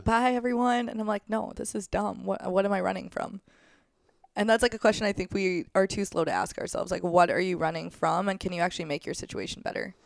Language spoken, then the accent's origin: English; St. Louis, Missouri, United States; I'm from Saint Louis